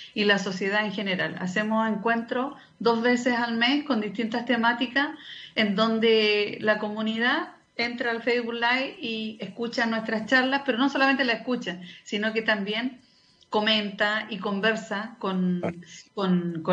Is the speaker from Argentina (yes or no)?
no; Antofagasta, Chile; also born or lived in Oficina José Francisco Vergara; Nací acá en Antofagasta, pero, pero estaba ya con, con mis padres